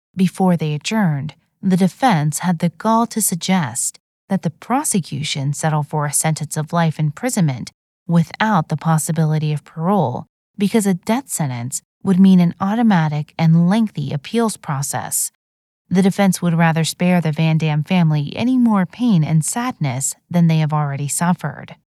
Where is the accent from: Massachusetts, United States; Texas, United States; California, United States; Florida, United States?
Texas, United States; Plano; in my hometown of Plano, Texas.